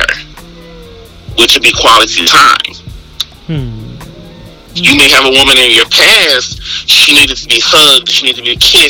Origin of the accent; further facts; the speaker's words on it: Texas, United States; I'm from Texas.